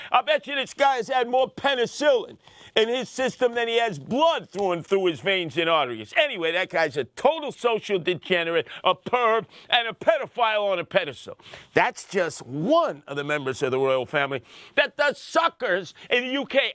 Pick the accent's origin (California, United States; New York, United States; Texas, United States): New York, United States; New York City; I'm from Brooklyn. I'm from Brownsville, never ran, never will. Well, I lived there on Osborne and Heg-, Hegeman for a while